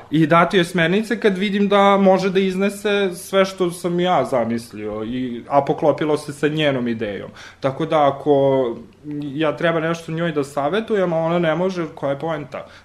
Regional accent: Riđica, Vojvodina, Serbia; moved away; ja sam onaj dečak što je rastao u jednom selu malom, kome mama i tata nisu bili režiseri, glumci, pevači, kulturni radnici, što god, prosto smo došli nijotkuda, odakle se iz Riđice

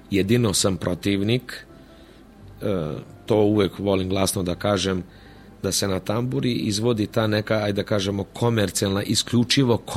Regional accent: Vojvodina, Serbia; jako puno bendova tamburaških danas postoje u Slavoniji, pa i kod nas u Vojvodini nešto manje

